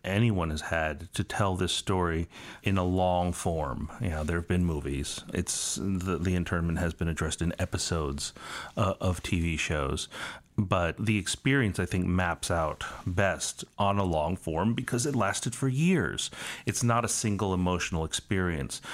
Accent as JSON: {"language": "English", "country": "United States", "said": "I'm Chinese American."}